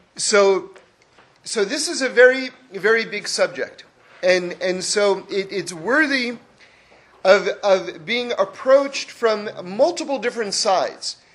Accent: Northeast, United States; I grew up in the Northeast

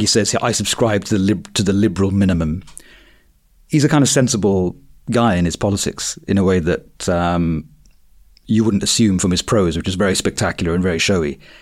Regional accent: Croydon, London, United Kingdom; I grew up in Croydon in the nineties

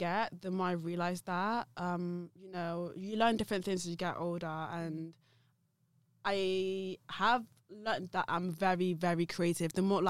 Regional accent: Nigeria

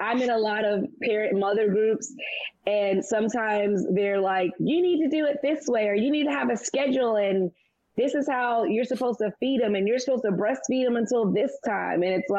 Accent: Roosevelt, New York, United States; now in Los Angeles, United States; I'm from Roosevelt, New York.

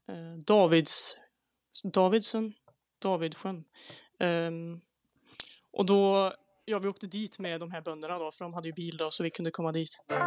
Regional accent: Säffle, Värmland, Sweden; så jag kommer också från Säffle i Värmland.

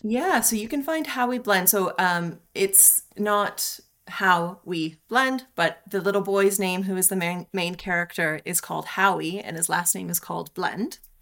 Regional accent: Canada; moved away; I love being Canadian. I'm super proud to be

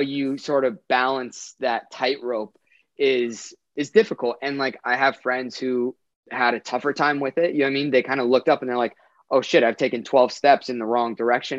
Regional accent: Orange County, California, United States; I grew up in Orange County, which is fairly close to Los Angeles.

